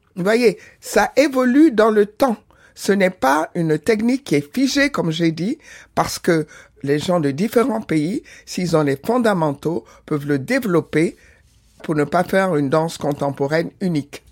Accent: Senegal; also born or lived in Benin; je suis née au Bénin, grandi au Sénégal

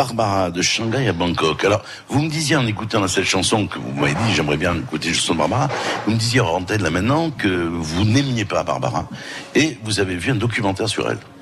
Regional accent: Ajaccio, Corsica, France; also born or lived in Bastia / Borgo; je suis d'Ajaccio.

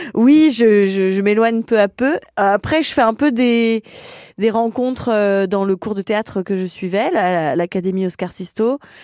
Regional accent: Lyon, Auvergne-Rhône-Alpes, France; moved away as an adult; now in Paris, France; je suis lyonnaise euh, d'origine

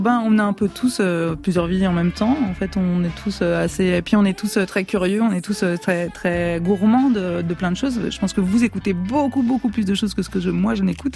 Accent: France; also born or lived in Italy; je suis française

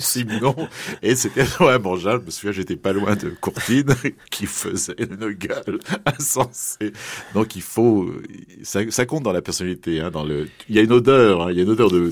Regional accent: Paris, Île-de-France, France; je suis parisien, je suis un vrai parisien, j'habite pas loin de la place des Vosges

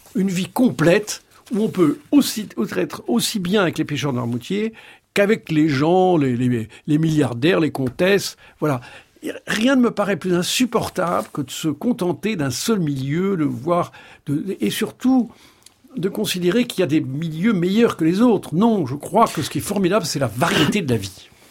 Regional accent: France; je suis français

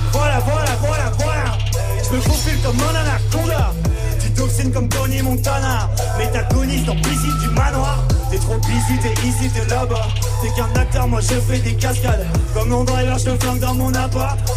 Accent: Angers, Pays de la Loire, France; Je me présente … Je viens d'Angers, AGS. Je viens surtout de la côte ouest.

